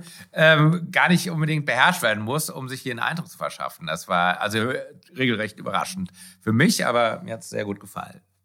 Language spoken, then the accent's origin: German; Germany; bei uns in Deutschland